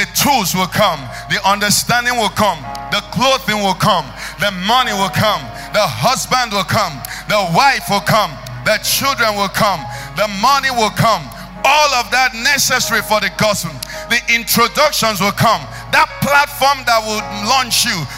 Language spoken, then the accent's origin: English; Nigeria